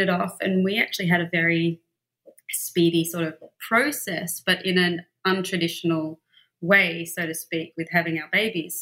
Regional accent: Melbourne, Victoria, Australia; moved away as an adult; also born or lived in London; now in Los Angeles, United States; I grew up in Melbourne, Australia

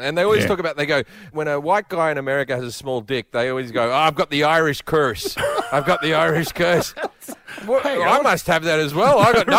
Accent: Australia; moved away as an adult; now in United States; growing up in Australia

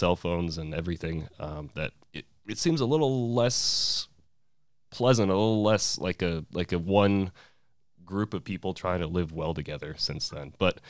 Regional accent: Fairbanks, Alaska, United States; I grew up here in Fairbanks too

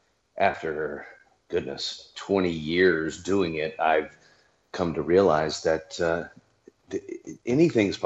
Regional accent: Louisiana, United States; I'm from Louisiana

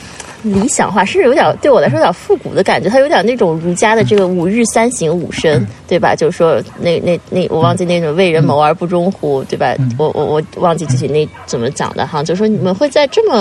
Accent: Qingdao, Shandong, China; 因为我也是山东人，青岛人，嗯，也是淄博人嘛

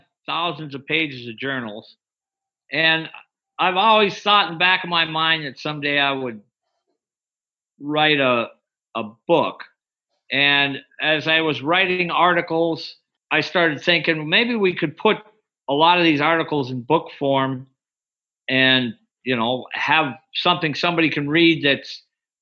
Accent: Wisconsin, United States; now in Alaska, United States; I grew up in Wisconsin, like I said earlier, and that's where I started trapping and hunting in northern Wisconsin. And then when I moved to Alaska, I fell in love, and I've never left

